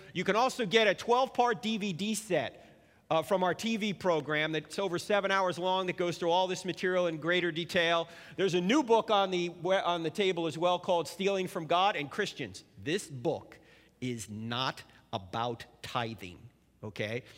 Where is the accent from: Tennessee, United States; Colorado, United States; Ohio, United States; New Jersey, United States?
New Jersey, United States; moved away; I'm originally from New Jersey